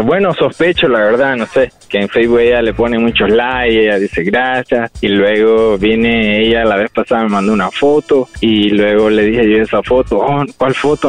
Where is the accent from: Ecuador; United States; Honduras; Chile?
Honduras; moved away; tal vez somos hondureños, de misma cultura